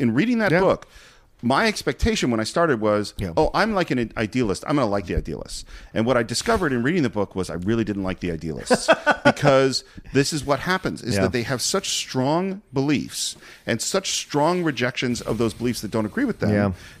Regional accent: Marin County, California, United States; also born or lived in Berkeley; I grew up in Marin County, went to school in Berkeley.

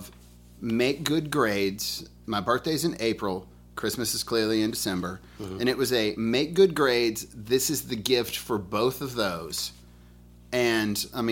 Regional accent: Birmingham, Alabama, United States; I'm from Birmingham, Alabama

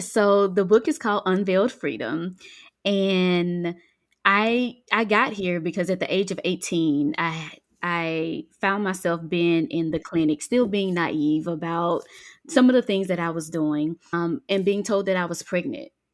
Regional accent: Mississippi Delta, United States; moved away as an adult; now in Georgia, United States; I am originally from Mississippi, a Delta girl, born and raised in the country, and now I am a Georgia peach. I've been here for about seventeen years

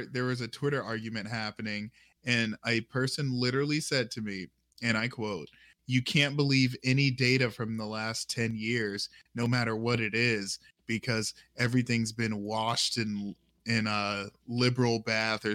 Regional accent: United States; I was born in America

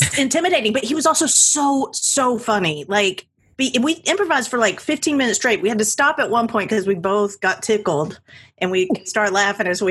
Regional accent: Georgia, United States; I'm from Georgia

